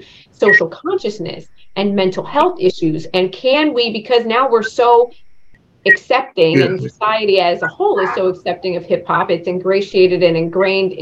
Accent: East Coast, United States; a young girl growing up on the East Coast

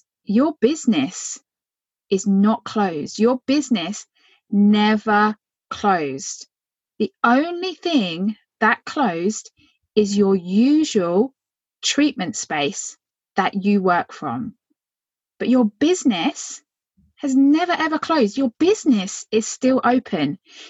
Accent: Phoenix, Arizona, United States; from Phoenix, and I've been a chiropractor and therapist for over 20 years.

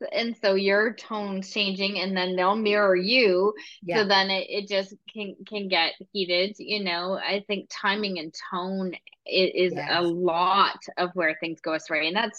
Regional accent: Scotland, United Kingdom; I'm also Scottish, so I'm blunt by nationality too and my culture.

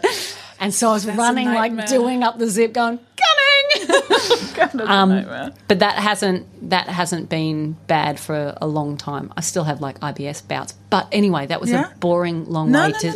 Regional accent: Australia; I'm Australian

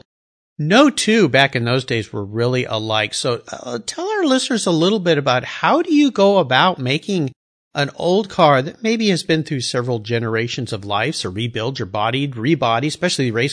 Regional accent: San Diego, California, United States; I grew up in Southern California as well, just down in San Diego.

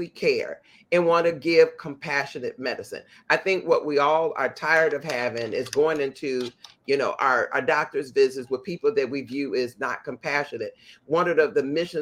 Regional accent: Chicago, Illinois, United States; as a kid growing up in the Inglewood community of Chicago

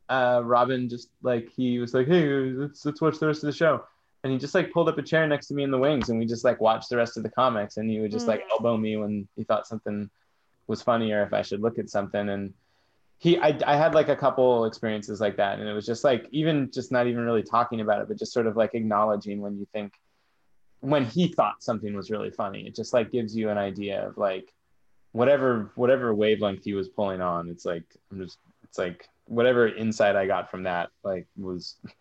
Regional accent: San Francisco, California, United States; I grew up in Haight-Ashbury

